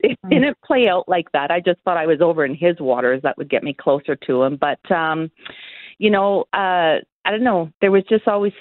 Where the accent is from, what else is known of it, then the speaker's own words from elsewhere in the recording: Canada; I'm from Canada